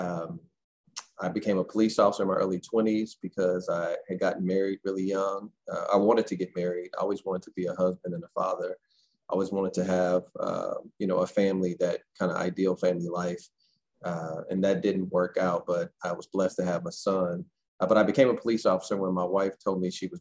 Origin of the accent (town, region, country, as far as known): St. Louis, Missouri, United States; born or raised there